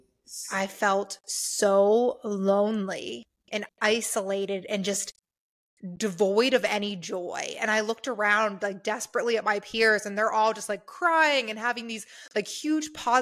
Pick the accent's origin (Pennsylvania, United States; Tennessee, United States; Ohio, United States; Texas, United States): Pennsylvania, United States; Pittsburgh; moved away as an adult; now in Phoenix, United States; I'm from Pittsburgh, blue collar working class, Appalachia kind of area